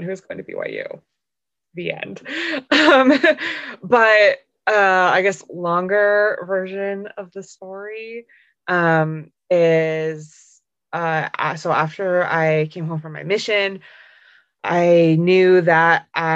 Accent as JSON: {"language": "English", "region": "Southern Alberta", "country": "Canada", "tie": "born or raised there", "also_born_or_lived": "Provo, Utah", "said": "So I grew up in Southern Alberta, which is basically Utah in Canada"}